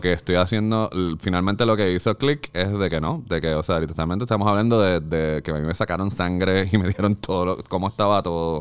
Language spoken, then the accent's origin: Spanish; Carolina, Puerto Rico; moved away as an adult; also born or lived in West Covina, California; Yo soy de Carolina, de Jandir, de Country Club